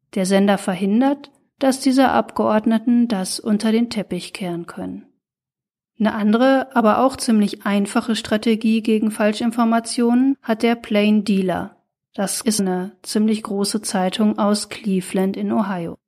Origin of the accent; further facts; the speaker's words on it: Ruhr area, North Rhine-Westphalia, Germany; Ich stamm ja aus dem Ruhrgebiet